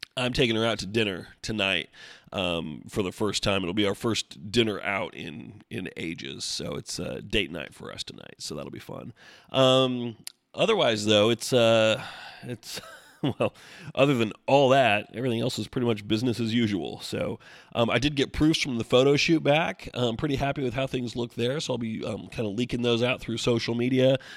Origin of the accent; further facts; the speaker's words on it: Oregon, United States; growing up in Oregon